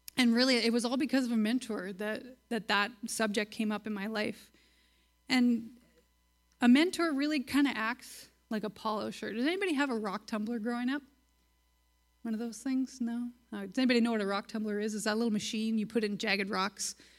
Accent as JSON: {"language": "English", "town": "Virden", "region": "Manitoba", "country": "Canada", "tie": "born or raised there", "said": "I grew up in Verdun, Manitoba"}